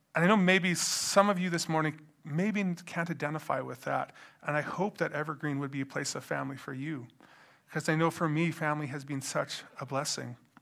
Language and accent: English; Edmonton, Alberta, Canada; I grew up in Edmonton